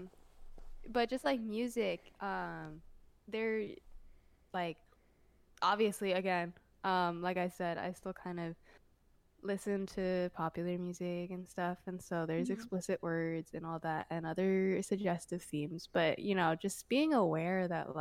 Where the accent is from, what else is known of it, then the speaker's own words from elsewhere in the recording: United States; I'm growing up in America